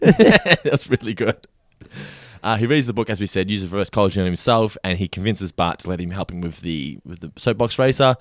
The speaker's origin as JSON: {"language": "English", "country": "Australia", "said": "I'm Australian"}